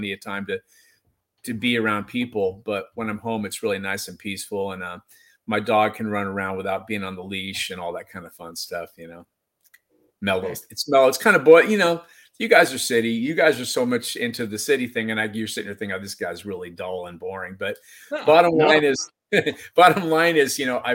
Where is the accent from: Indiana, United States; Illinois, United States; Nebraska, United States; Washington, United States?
Washington, United States; Seattle; now in Indianola, United States; I grew up by Green Lake, which is a place that a lot of people have maybe heard of, and it's kind of near the U District